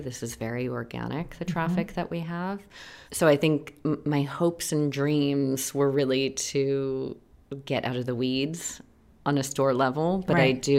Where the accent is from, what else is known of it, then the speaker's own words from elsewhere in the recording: New York City, New York, United States; now in Los Angeles, United States; I'm from Manhattan.